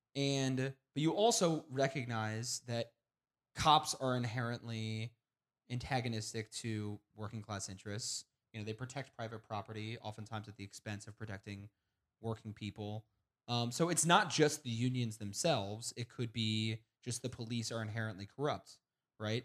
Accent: Kansas City, Missouri, United States; I am from Kansas City

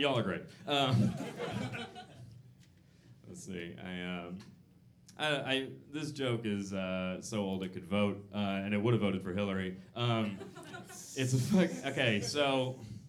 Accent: Atlanta, Georgia, United States; I'm from the South. I'm from Atlanta

